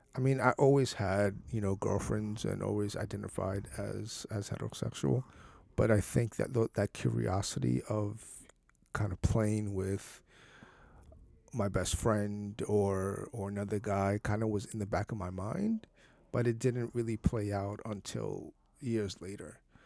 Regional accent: San Bernardino, California, United States; I grew up in San Bernardino

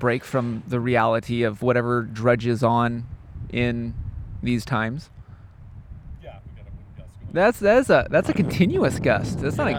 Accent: Pacific Northwest, United States; now in Bellingham, United States; I'm not originally from Bellingham, but I'm born and bred here in the Pacific Northwest. Like, I literally would bleed evergreen.

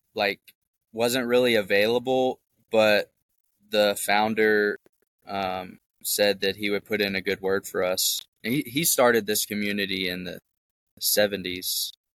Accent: Memphis, Tennessee, United States; I'm from Memphis, Tennessee, uh, born and raised, and um, moved out to the suburbs.

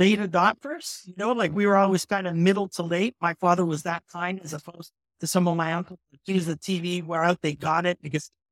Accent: Toronto, Ontario, Canada; I came from Jane and Finch, which was a social experiment on Canadian multicultural politics

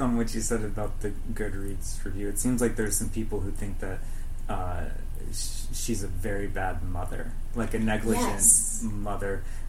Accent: United States; I am also American. I grew up in America

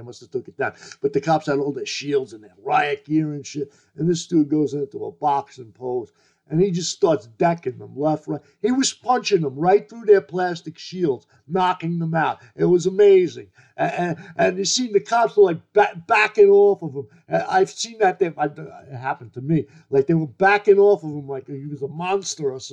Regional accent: United States; as an American

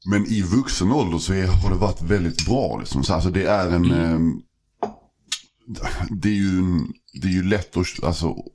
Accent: Malmö, Skåne, Sweden; Jag växte upp i, alltså i, i Malmö, mm. en, i en förort som heter Limhamn. Precis vid, vid alltså vattnet, så västra, mm. eh, västra Malmö.

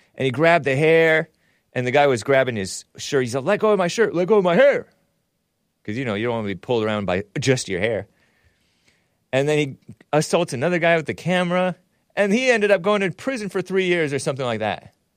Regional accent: West Covina, California, United States; I'm from Southern California. I was born in West Covina.

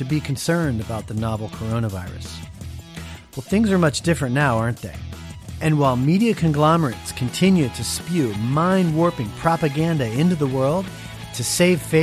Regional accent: United States; As an American of the United States

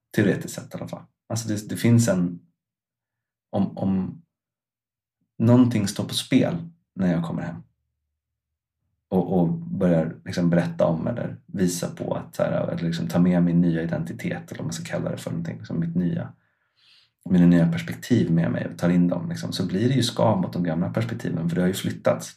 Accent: Stockholm, Stockholm County, Sweden; moved away as an adult; now in Iceland; jag flyttade ju från Stockholm som är liksom min på ett eller annat sätt hembygd. Alltså jag har bott där sedan jag var två tills dess att jag var

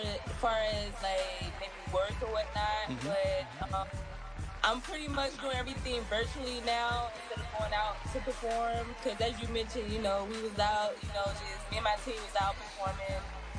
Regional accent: Atlanta, Georgia, United States; I'm from Atlanta. I'm born and raised in Atlanta.

